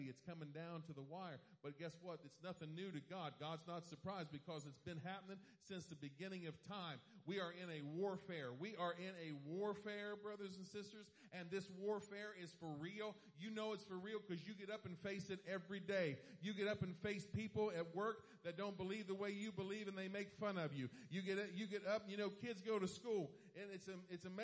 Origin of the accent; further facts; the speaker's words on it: East Coast, United States; moved away; I'm from the East Coast